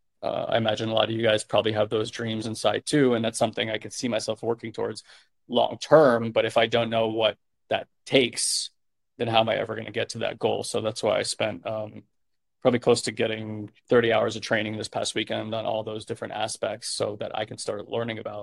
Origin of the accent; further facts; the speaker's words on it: New York, United States; I'm a New Yorker